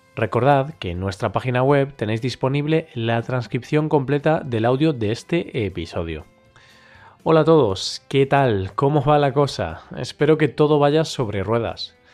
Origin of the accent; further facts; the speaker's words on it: Galicia, Spain; first language Spanish and Galician; Galicia, la región en la que vivo, en España, por lo que la veía en gallego, el otro idioma que también soy nativo